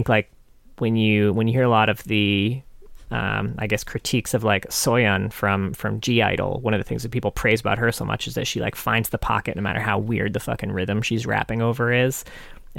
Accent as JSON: {"language": "English", "region": "New England", "country": "United States", "said": "despite being from New England"}